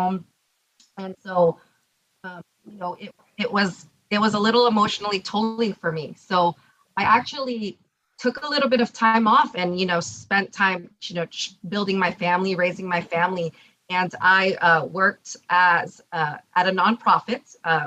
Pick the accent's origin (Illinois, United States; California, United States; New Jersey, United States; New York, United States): California, United States; Orange County; So I grew up here in Orange County.